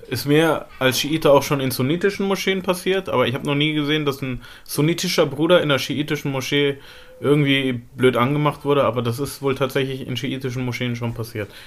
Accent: Lebanon; Also gerade im Libanon, wo ich herkomme, jetzt, es gibt auch viele

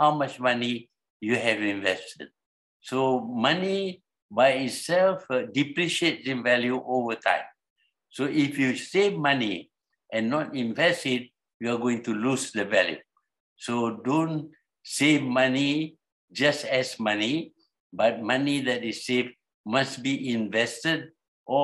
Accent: Malaysia; Malaya was our country

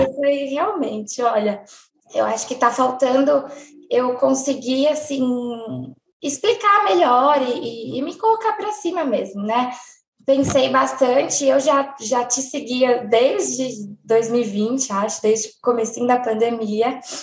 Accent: São Paulo, Brazil; eu tenho 29 anos, e eu sou de São Paulo.

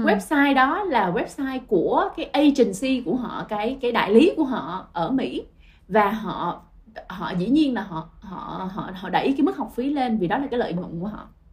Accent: Ho Chi Minh City, Vietnam; mình là người Sài Gòn

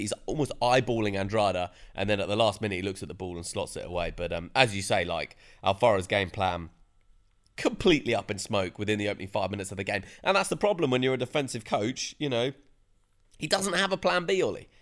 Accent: United Kingdom; as a Brit

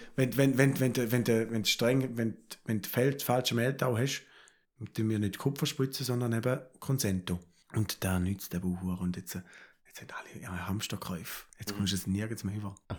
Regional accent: Switzerland; Da sind wir Schweizer

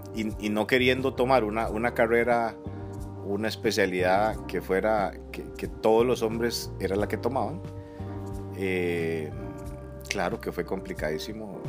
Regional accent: Siquirres, Limón, Costa Rica; yo soy siquireño, soy, soy limonense. Nací en un pueblito que se llama El Cairo de Siquires

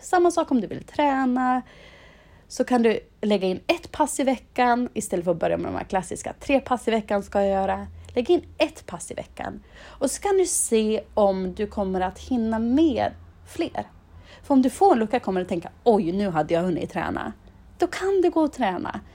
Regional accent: Insjön, Dalarna County, Sweden; moved away; i byn där jag kommer ifrån i Dalarna, i Insjön

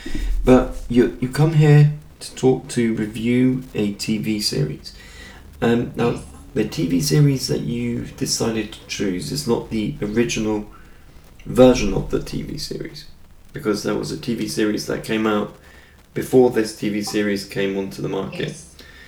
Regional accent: Reading, South East England, United Kingdom; moved away; Ricky Gervais, who actually comes from my hometown back in the UK.

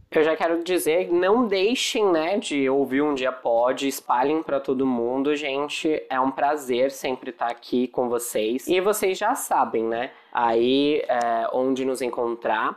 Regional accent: São Paulo, Brazil; moved away as an adult; now in Vitória, Brazil; Eu sou paulistano, mas eu vim parar aqui em Vitória, né, para trabalhar

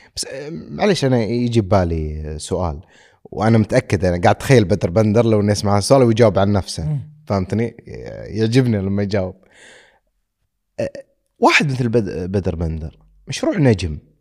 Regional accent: Saudi Arabia; عندنا بالسعوديه

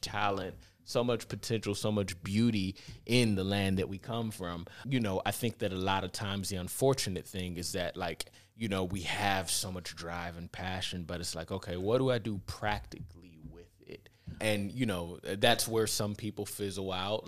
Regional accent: Cleveland, Ohio, United States; moved away as an adult; also born or lived in Los Angeles; I grew up in the Glenville area, like, right on the edge where East Cleveland and Glenville

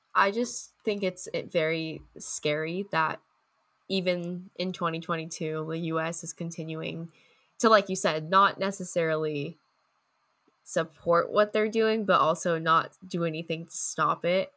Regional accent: United States; as an American

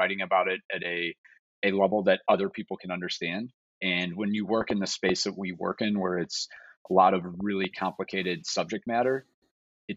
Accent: St. Louis, Missouri, United States; I'm from the St. Louis area.

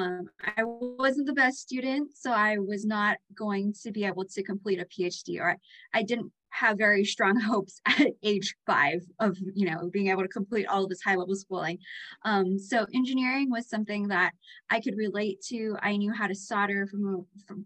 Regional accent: Hilo, Hawaii, United States; I grew up on the Big Island of Hawaii. I grew up on the Hilo side

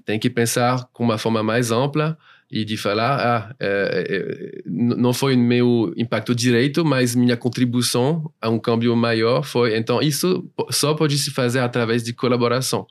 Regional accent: France; Portuguese is a second language; moved away as an adult; now in São Paulo, Brazil; eu sou francês

